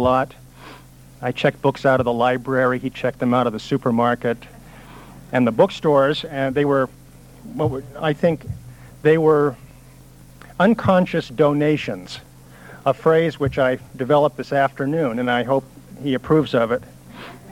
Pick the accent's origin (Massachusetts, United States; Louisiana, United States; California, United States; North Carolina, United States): California, United States; Long Beach; I was born in Long Beach, California